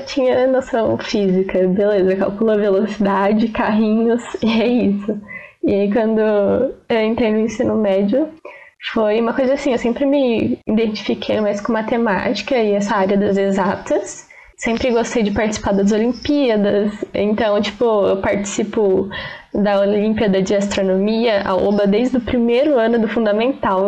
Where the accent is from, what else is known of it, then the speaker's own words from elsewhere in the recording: São Carlos, São Paulo, Brazil; eu sou de São Carlos e desde pequena então eu moro perto